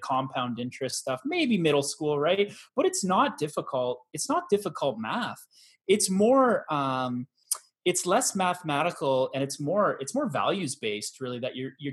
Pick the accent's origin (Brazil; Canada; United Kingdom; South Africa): Canada